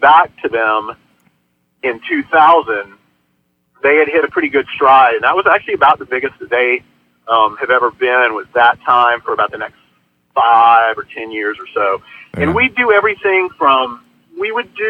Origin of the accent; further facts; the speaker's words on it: Athens, Georgia, United States; I'm in my hometown of Athens, Georgia.